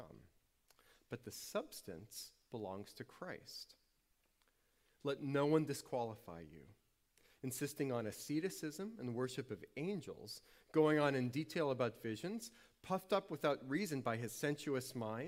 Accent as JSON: {"language": "English", "town": "New Orleans", "region": "Louisiana", "country": "United States", "tie": "born or raised there", "said": "So I grew up in New Orleans, but every summer we would go back up to Western PA"}